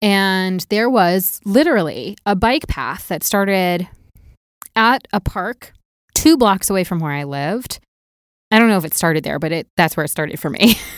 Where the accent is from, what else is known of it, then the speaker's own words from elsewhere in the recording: Walnut Creek, California, United States; also born or lived in Naperville / Appleton; so I grew up in outside of San Francisco. And when I was 8, I moved to a town called Walnut Creek, which it's very odd.